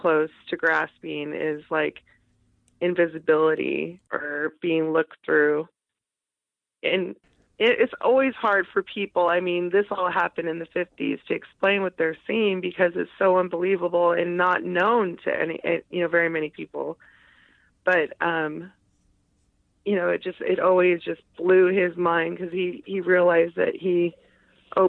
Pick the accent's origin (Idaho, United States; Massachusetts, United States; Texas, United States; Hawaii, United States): Idaho, United States; Boise; moved away as an adult; also born or lived in Portland, Oregon; I grew up in Boise where we didn't have volcanoes